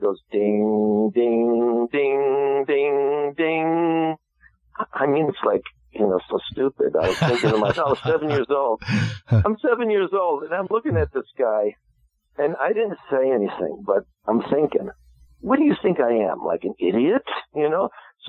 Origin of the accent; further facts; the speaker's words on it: New Jersey, United States; I grew up in New Jersey, central New Jersey, Middlesex County